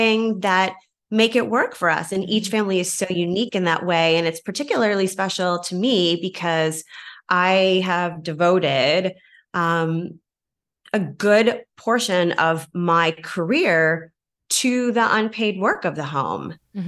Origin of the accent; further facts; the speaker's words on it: Kingston, Ontario, Canada; moved away as an adult; also born or lived in Hamilton, Canada; now in Chicago, United States; I'm from Kingston.